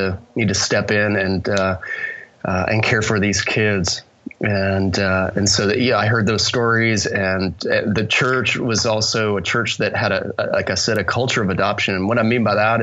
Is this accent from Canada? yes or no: yes; Canada; moved away as an adult; also born or lived in Minneapolis, Minnesota; now in Austin, United States; born in Canada, raised in Canada through college